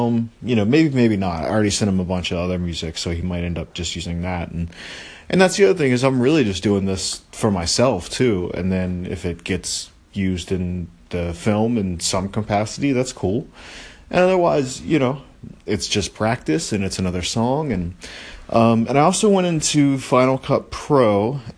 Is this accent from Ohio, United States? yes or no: no; Maryland, United States; I grew up with him in Maryland.